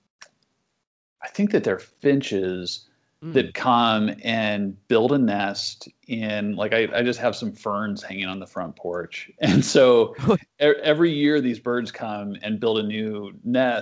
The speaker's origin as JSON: {"language": "English", "town": "Lewellen", "region": "Nebraska", "country": "United States", "tie": "born or raised there", "said": "home is Western Nebraska. And my hometown is a place called Llewellyn"}